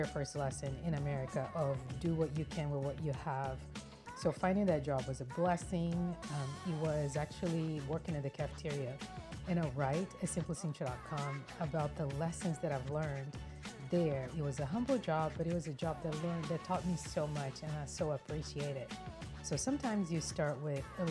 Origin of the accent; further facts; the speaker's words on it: Brazil; moved away as an adult; now in United States; I am from Brazil, born and raised.